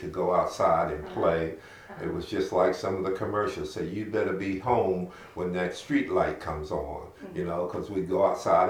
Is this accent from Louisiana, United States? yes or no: no; Philadelphia, Pennsylvania, United States; moved away as an adult; also born or lived in Williston, South Carolina; now in Gary, Indiana, United States; I was born in Williston, South Carolina. My parents left there when I was 2 years old. Okay. So I have no recollection of my hometown. I was raised in Philadelphia, Pennsylvania. That's where I spent, I used to say a majority of my life, but majority of my life has now been in Gary, Indiana.